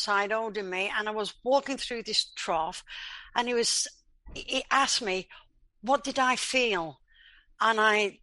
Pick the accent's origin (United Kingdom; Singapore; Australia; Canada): United Kingdom; Leeds, Yorkshire and the Humber; I was born in England in a place called Leeds